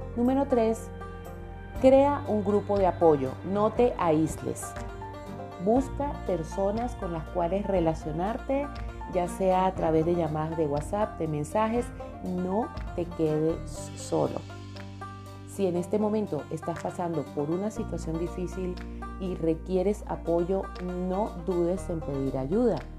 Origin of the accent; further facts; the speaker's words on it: Venezuela; now in Colombia; yo nací en Colombia, pero desde los seis añitos nos mudamos a Venezuela